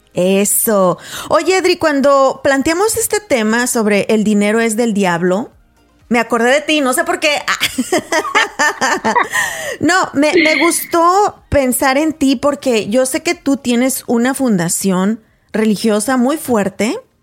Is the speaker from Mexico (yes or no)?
yes; Paso del Alto, Guanajuato, Mexico; moved away; mi pueblo, de donde soy originaria, a Paso del Alto, Guanajuato